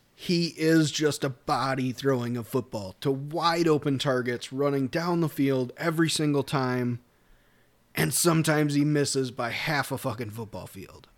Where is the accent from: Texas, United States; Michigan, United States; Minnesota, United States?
Minnesota, United States; We're both from Minnesota